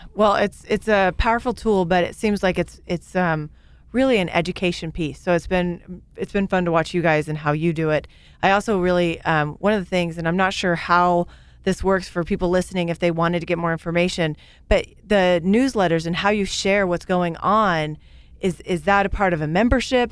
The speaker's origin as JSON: {"language": "English", "town": "Great Bend", "region": "Kansas", "country": "United States", "tie": "born or raised there", "said": "I grew up in Great Bend, Kansas."}